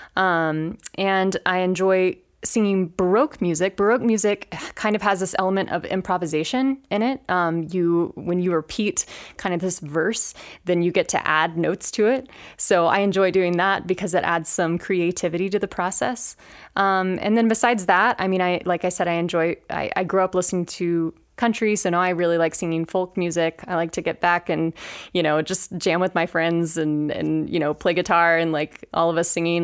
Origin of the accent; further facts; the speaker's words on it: Chattanooga, Tennessee, United States; moved away as an adult; also born or lived in Denver; now in Grand Junction, United States; I am originally from Chattanooga, Tennessee